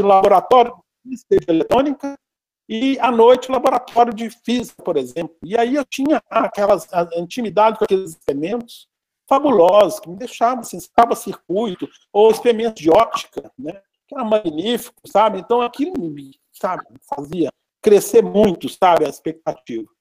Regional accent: Belo Horizonte, Minas Gerais, Brazil; also born or lived in Curvelo; Eu sou natural de Curvelo, né? eu nasci em Curvelo, ah. em Curvelo, é Belo Horizonte, e aqui fiquei residente desde criança

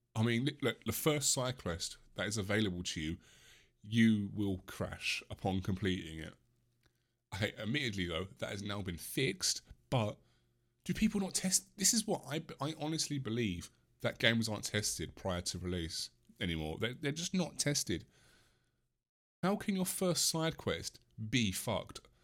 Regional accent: England, United Kingdom; I am English.

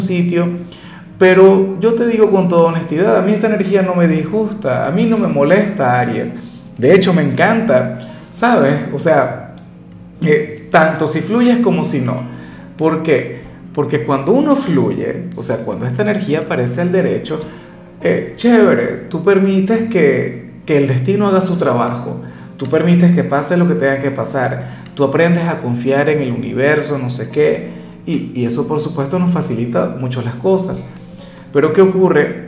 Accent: Venezuela; mi país

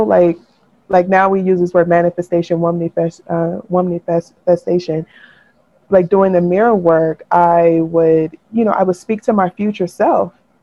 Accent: United States; in being American, you know, we're socially Christian

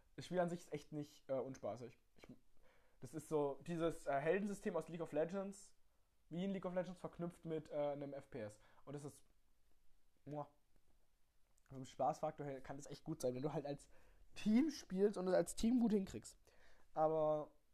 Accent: Baden-Württemberg, Germany; Wir kommen aus Baden-Württemberg

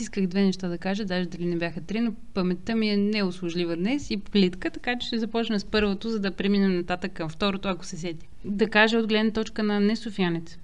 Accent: Troyan, Lovech Province, Bulgaria; moved away; Ние в Троян доскоро нямахме светофар.

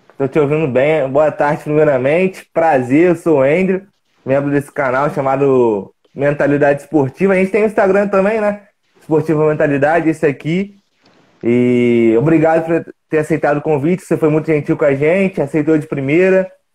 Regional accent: Juiz de Fora, Minas Gerais, Brazil; também sou mineiro, sou de Juiz de Fora.

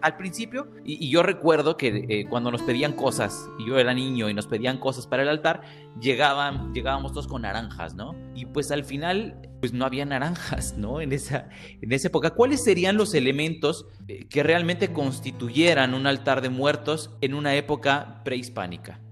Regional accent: Mexico; como mexicanos y como latinoamericanos, pues al final somos un pueblo

